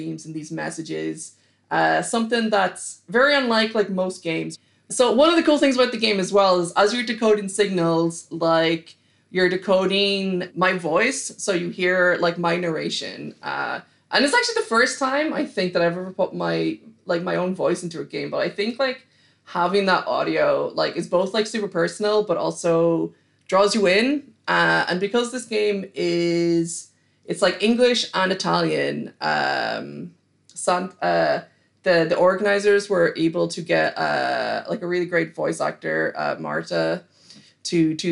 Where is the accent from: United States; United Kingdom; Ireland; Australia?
Ireland; Killybegs, Ulster; I grew up in Donegal, which is like the far kind of northwest coast of Ireland